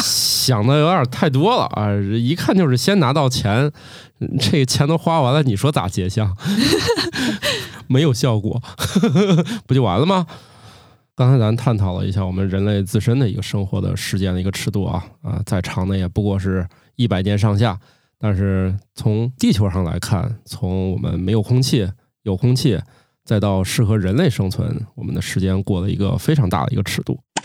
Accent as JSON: {"language": "Chinese", "country": "China", "said": "我们中国人"}